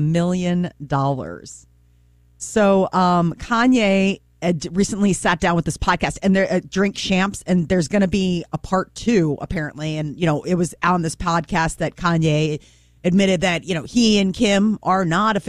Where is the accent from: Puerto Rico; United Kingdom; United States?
United Kingdom; you know, we're both British and we have a fair bit in common.